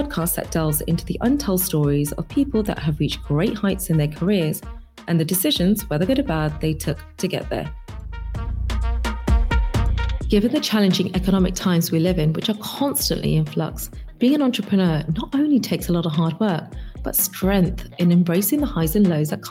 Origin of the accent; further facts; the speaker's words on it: London, United Kingdom; I'm born and bred in London